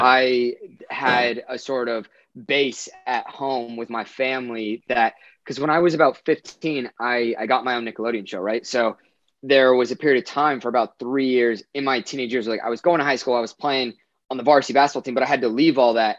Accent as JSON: {"language": "English", "area": "Orange County", "region": "California", "country": "United States", "tie": "born or raised there", "said": "I grew up in Orange County, which is fairly close to Los Angeles."}